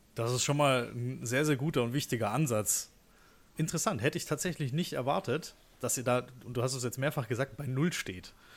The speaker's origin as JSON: {"language": "German", "town": "Stuttgart", "region": "Baden-Württemberg", "country": "Germany", "tie": "born or raised there", "moved": "as an adult", "said": "ich bin ja auch gebürtiger Stuttgarter, habe da über 20 Jahre gewohnt"}